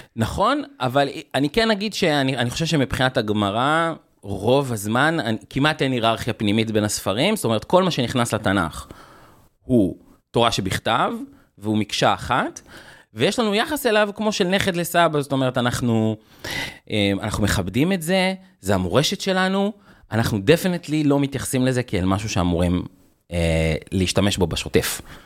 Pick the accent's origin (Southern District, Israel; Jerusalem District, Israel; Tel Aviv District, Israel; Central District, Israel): Jerusalem District, Israel; Jerusalem; משפחה, אה, כורדית, חילונית, מסורתית, גרנו בירושלים